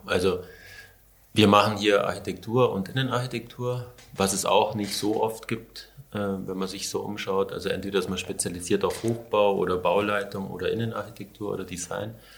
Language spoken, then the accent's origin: German; Allgäu, Bavaria, Germany; moved away; da Richtung Allgäu, wo ich herkomme, in Grumbach und da war, war ich an dem Fluss, wo wir immer gefischt haben als Kinder oder Jugendliche